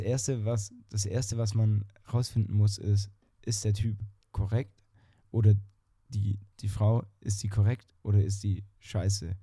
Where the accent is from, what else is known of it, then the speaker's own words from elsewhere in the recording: Germany; wir als Deutsche